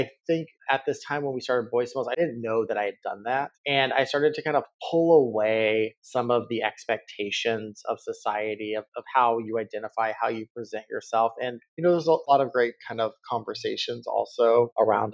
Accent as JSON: {"language": "English", "region": "Texas", "country": "United States", "tie": "born or raised there", "said": "As a kid growing up in Texas"}